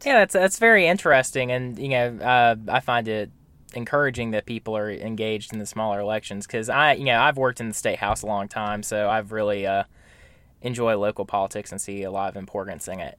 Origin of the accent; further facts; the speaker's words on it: Camden County, Georgia, United States; moved away; I'm from Camden County originally, so deep south Georgia